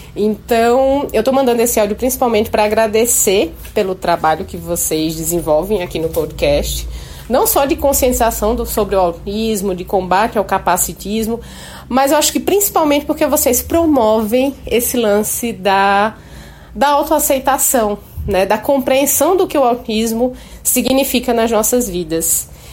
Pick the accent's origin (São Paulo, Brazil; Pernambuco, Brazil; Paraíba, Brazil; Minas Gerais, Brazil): Paraíba, Brazil; sou paraibana, servidora pública